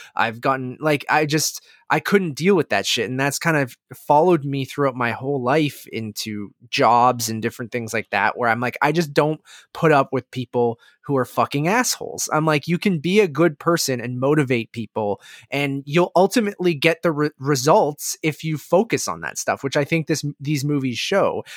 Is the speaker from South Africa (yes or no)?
no; Canada; growing up in Canada who played hockey as a kid